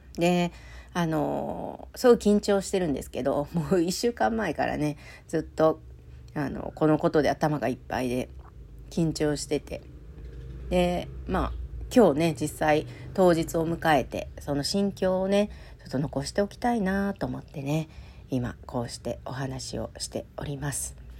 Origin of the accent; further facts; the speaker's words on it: Kansai, Japan; 関西人なんでね